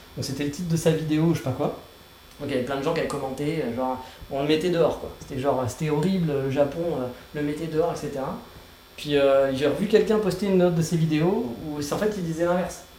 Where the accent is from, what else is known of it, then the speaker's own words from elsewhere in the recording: France; now in Kyoto, Japan; je suis français